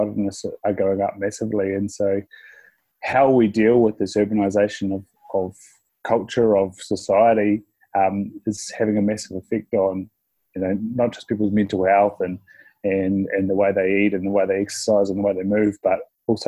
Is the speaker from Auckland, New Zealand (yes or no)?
no; Invercargill, Southland, New Zealand; I'm from Invercargill. So we sort of lived in a small house till I was about four, and then we moved out to a semi-rural area of Invercargill